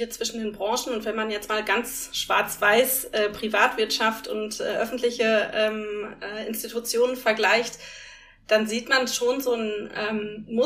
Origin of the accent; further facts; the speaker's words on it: North Rhine-Westphalia, Germany; Ich komme aus dem Ruhrgebiet